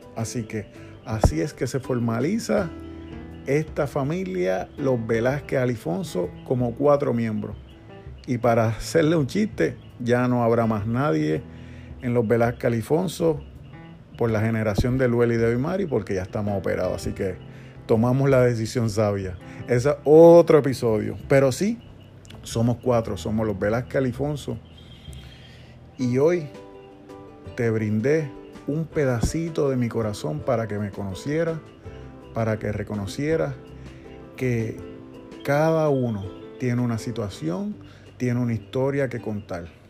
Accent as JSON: {"language": "Spanish", "country": "Puerto Rico", "said": "Humacao queda en el este de nuestra isla"}